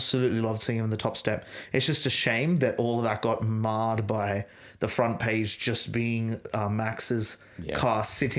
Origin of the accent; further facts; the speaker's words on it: Australia; It's a frustrating thing as an Australian fan